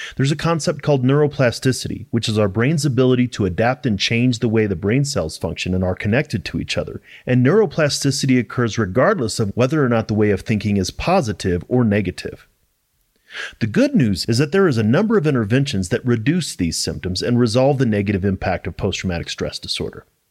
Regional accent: St. Louis, Missouri, United States; moved away as an adult; now in Colorado, United States; I'm originally from Saint Louis, Missouri, and I joined the military a week after I graduated high school

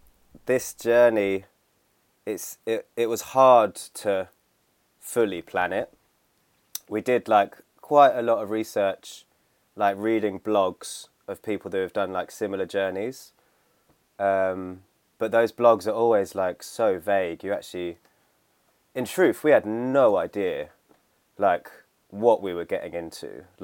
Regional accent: St Albans, East of England, United Kingdom; the town I grew up in St. Albans, which is like just north of London.

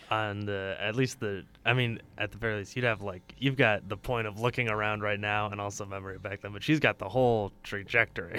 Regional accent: Chicago, Illinois, United States; now in Madison, United States; I'm pretty firmly from Chicago

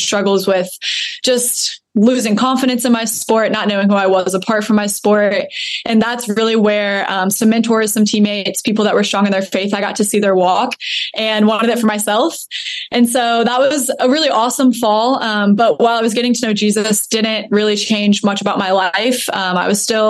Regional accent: Springboro, Ohio, United States; moved away as an adult; now in Palm Beach County, United States; I am from Dayton, Cincinnati area, a small town in Ohio called Springboro

